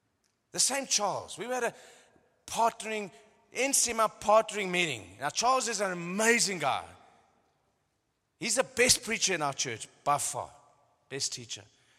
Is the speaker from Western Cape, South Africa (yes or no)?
yes; Cape Town, Western Cape, South Africa; born there; I've just come from Cape Town. It's like, I was born in Cape Town.